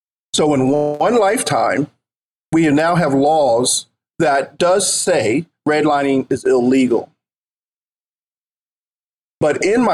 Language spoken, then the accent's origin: English; Philadelphia, Pennsylvania, United States; the block or two that I grew up on in North Philly